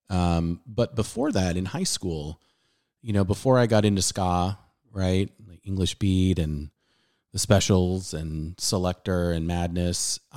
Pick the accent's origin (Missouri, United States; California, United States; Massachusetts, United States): California, United States; San Diego; I'm playing a lot of tracks that I listened to growing up in San Diego on local radio station 91X